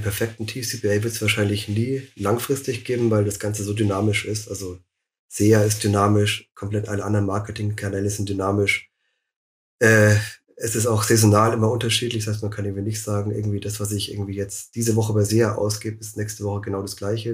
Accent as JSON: {"language": "German", "town": "Munich", "region": "Bavaria", "country": "Germany", "tie": "born or raised there", "said": "ich bin auch aus München, schon immer in München gewesen"}